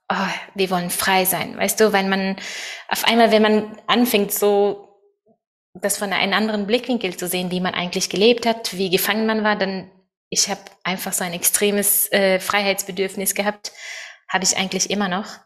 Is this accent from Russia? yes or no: no; Norway; German is a second language; moved away as an adult; now in Germany; ich bin in einer Sekte in Norwegen aufgewachsen und äh, ja, mit ganz viele strenge Regeln und viel Kontrolle und Thor und ich sind auch, äh, als wir 20 waren, sind wir auch nach Deutschland als Missionare gegangen.